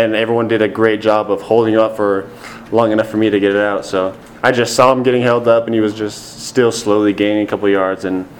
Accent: Washington, United States; moved away; I'm from Washington

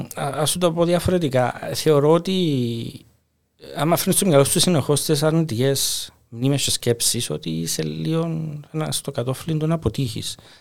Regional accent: Cyprus; moved away as an adult; also born or lived in Italy; εγώ έφυγα από την Κύπρο

